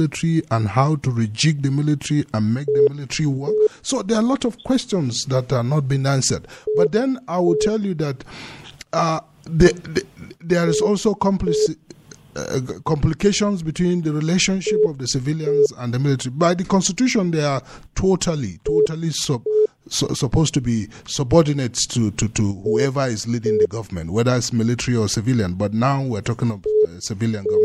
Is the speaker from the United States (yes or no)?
no; Nigeria; as a Nigerian